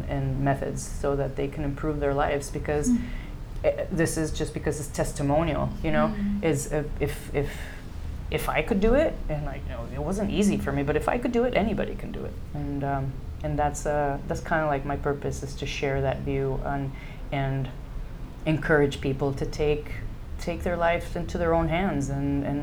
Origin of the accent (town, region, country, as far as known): Mexico; first language English; also born or lived in United States